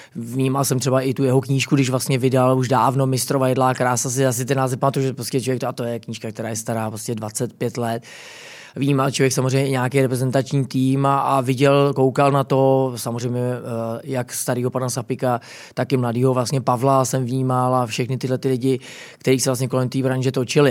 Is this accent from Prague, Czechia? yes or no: yes; Prague, Czechia; já jsem jako hrdý, že jsem jako, uh, jako Čech a Pražák